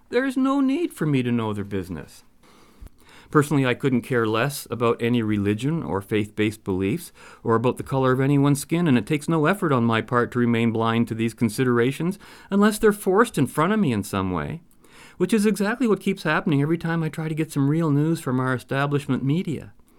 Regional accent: Canada; And being Canadian, let's not even bring up the French collective.

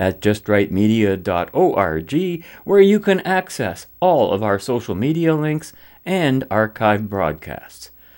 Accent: Canada; As a Canadian

